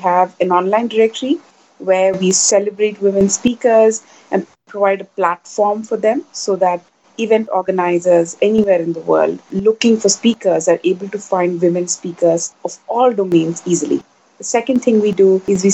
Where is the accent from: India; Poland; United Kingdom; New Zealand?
India; moved away as an adult; also born or lived in New York, United States; now in Asia; I'm born and raised in India. As most Indian kids do, I graduated from college and went off to United States to finish my education